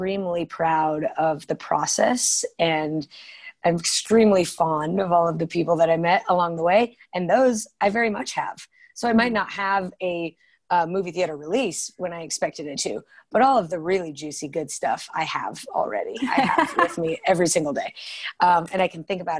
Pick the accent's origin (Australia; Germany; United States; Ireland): United States; Colorado; I am born and raised in Colorado